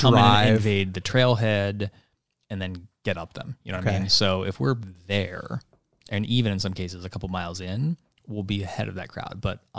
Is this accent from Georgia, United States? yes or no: no; Columbus, Ohio, United States; I'm from Pittsburgh. No, I'm from Columbus, Ohio.